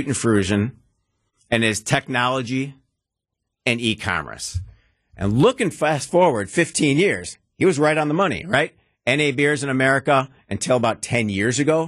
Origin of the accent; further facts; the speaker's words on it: Milwaukee, Wisconsin, United States; I'm from Milwaukee